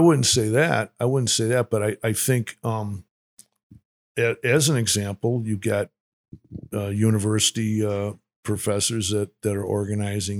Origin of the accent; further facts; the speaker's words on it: Winnetka, Illinois, United States; I grew up in Winnetka, Illinois